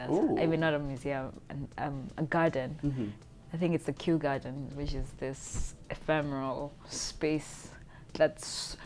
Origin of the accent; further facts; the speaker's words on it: Kenya; being of Kenyan origin